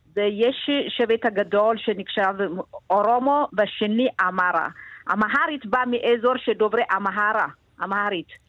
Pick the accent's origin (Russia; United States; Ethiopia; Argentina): Ethiopia; Gondar, Amhara; now in Israel; אני ילידת עיר עצמה בגונדר